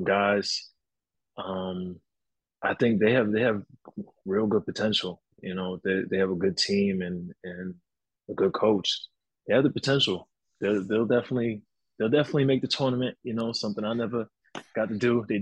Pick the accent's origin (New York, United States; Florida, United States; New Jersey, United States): New York, United States; North Babylon; moved away as an adult; also born or lived in Bloomington, Indiana; now in Hungary; I'm from New York